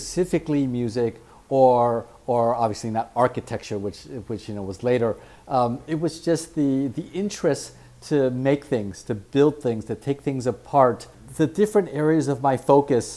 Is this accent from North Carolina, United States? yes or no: no; San Francisco, California, United States; I grew up in San Francisco